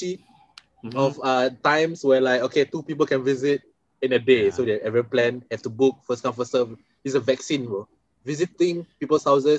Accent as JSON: {"language": "English", "country": "Singapore", "said": "I'm from Singapore."}